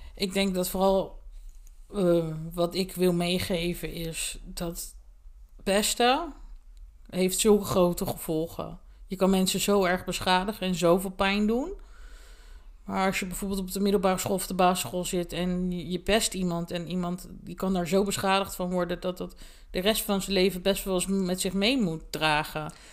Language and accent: Dutch; Sluis, Zeeland, Netherlands; toen ben ik eh, in mijn geboortedorp, met mijn sluis naar school gegaan